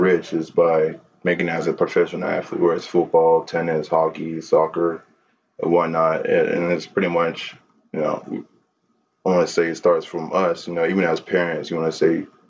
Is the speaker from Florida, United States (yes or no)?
yes; Miami, Florida, United States; my hometown, Miami